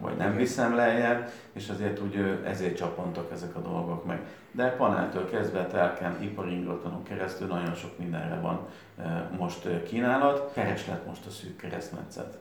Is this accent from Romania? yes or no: no; Canada; now in Miskolc, Hungary; Én kint születtem Kanadában